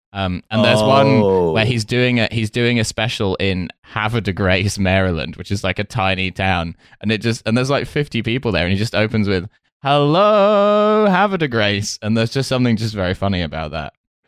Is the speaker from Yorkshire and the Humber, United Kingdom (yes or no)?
no; Essex, East of England, United Kingdom; also born or lived in Russia; I grew up in Essex, which is like, yeah, people talk like that, don't they?